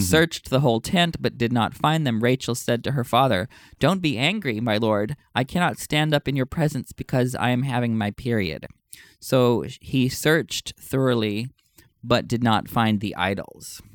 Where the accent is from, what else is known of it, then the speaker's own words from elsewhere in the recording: Texas, United States; In my home state of Texas